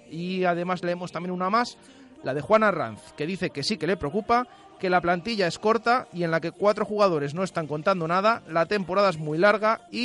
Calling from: Valladolid, Castile and León, Spain; Muy buenas, mira … de Valladolid.

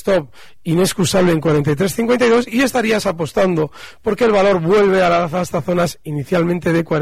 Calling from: Barcelona, Catalonia, Spain; Hola, buenos días. … de Barcelona.

